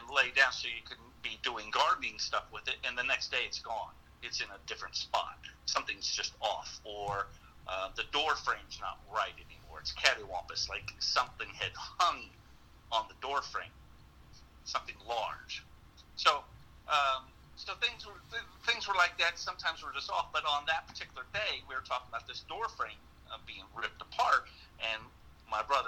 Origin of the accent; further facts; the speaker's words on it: Arthurdale, West Virginia, United States; I grew up in Arthurdale, West Virginia